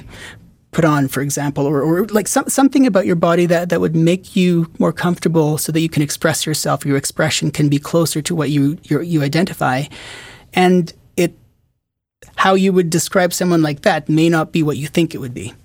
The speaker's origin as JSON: {"language": "English", "country": "Philippines", "tie": "born or raised there", "also_born_or_lived": "Qatar / Richmond / Toronto", "moved": "yes", "said": "I grew up in, I was born in the Philippines. I lived in Qatar for, for five and a half, I think, or six years"}